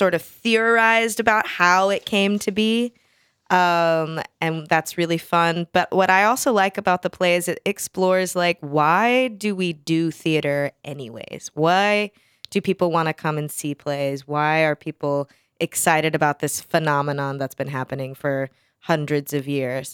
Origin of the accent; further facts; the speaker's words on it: South Texas, United States; I'm from South Texas